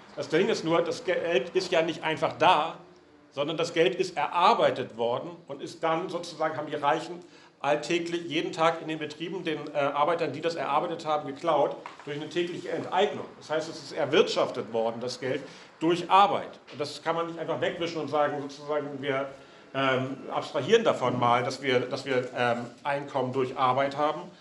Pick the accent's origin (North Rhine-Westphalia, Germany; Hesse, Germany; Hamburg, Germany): Hamburg, Germany; moved away; Ich äh, bin ursprünglich aus Hamburg